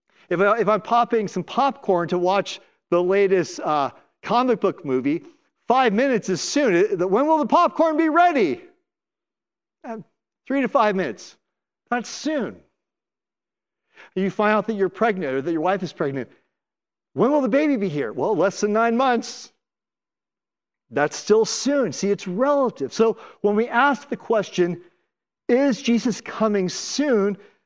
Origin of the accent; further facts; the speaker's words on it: Oakland, California, United States; also born or lived in Los Angeles / Minneapolis / Washington, District of Columbia, United States; now in Seattle, United States; I'm from Oakland, California. We lived in LA, then 9 years in Minneapolis, 7 years in DC.